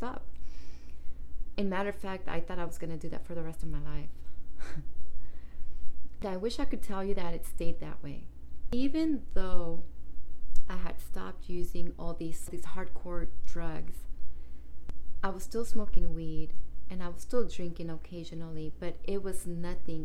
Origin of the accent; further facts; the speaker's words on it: East Palo Alto, California, United States; moved away as an adult; also born or lived in Redwood City / Oakland / San Jose / Santa Rosa; I moved out of my hometown, East Palo Alto